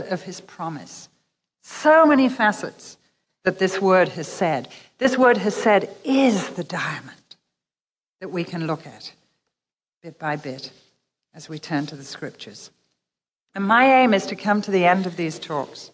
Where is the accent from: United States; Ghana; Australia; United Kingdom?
United Kingdom; England; we're English